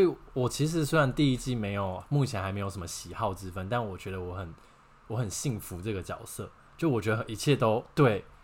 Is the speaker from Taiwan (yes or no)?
yes; Taiwan; 我们台湾人真的很依赖啦